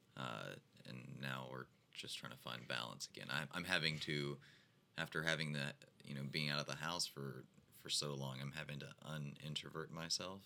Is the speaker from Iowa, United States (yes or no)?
no; Nashville, Tennessee, United States; now in Fort Walton Beach, United States; I was born and raised in Nashville